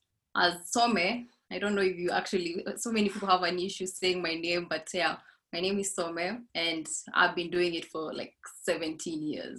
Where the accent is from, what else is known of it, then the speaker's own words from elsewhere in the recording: Laikipia County, Kenya; now in Nairobi, Kenya; I grew up in Laikipia, one of the best destinations for wildlife.